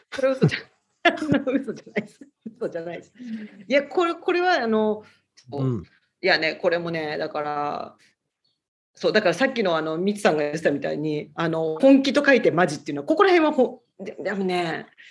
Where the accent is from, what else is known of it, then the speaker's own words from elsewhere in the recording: Tokyo, Japan; now in Honolulu, United States; で、私、東京なんですね。あの、元々